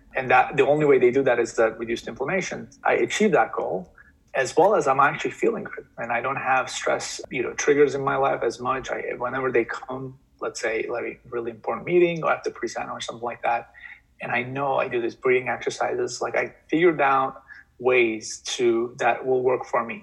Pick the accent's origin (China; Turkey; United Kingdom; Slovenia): Turkey; moved away as an adult; also born or lived in New York; now in United States; I moved to US from Turkey uh, when I was 18.